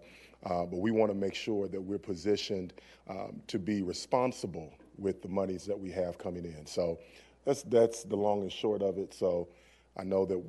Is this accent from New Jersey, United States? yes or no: no; Louisville, Kentucky, United States; I was born and raised in Newburgh